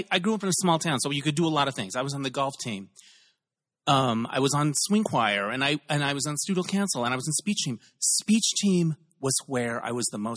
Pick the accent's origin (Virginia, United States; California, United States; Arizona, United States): Arizona, United States; Holbrook; Holbrook, Arizona.